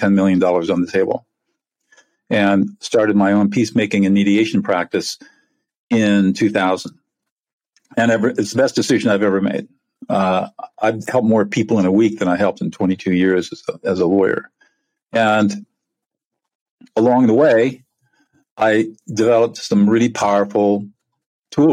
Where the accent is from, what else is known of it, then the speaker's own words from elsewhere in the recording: California, United States; I'm from California. I'm a California native